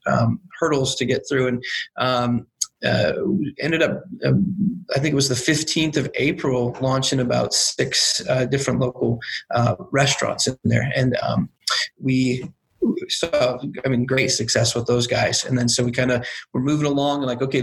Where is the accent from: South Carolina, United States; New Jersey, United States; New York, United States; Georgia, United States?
South Carolina, United States; moved away; I grew up in South Carolina where that's a big deal